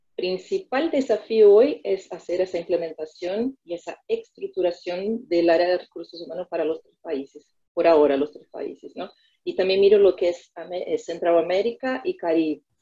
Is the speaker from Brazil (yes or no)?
yes; Americana, São Paulo, Brazil; Spanish is a second language; moved away as an adult; now in Buenos Aires, Argentina; la ciudad de Americana, es eh, donde yo nací y hasta el día de hoy mis padres y mi familia vive ahí